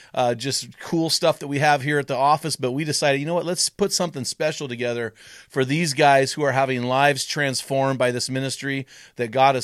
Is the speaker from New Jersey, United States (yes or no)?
no; California, United States; and we grew up in San Luis Obispo County. I was born there. I lived there for 35 years.